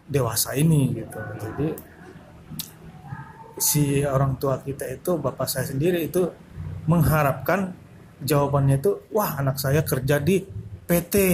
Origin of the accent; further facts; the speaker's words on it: North Sumatra, Indonesia; jadi ekspektasi orang tua kita sebagai orang Batak mereka mereka pasti menuntut anaknya yang terbaik